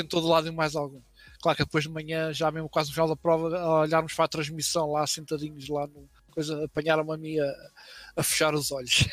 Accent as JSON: {"language": "Portuguese", "town": "Mafra", "region": "Lisbon", "country": "Portugal", "tie": "born or raised there", "said": "também sou de Mafra, né? Nascido, nascido vivido e por aí fora, continuo, continuo por cá"}